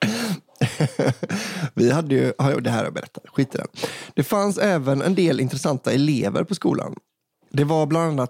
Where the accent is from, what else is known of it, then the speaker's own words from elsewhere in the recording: Stockholm County, Sweden; Här kommer en liten historia från min hemort. Historien jag ska berätta utspelar sig under tidigt 00-tal när jag gick på högstadiet. Jag är uppvuxen i en förort söder om Stockholm.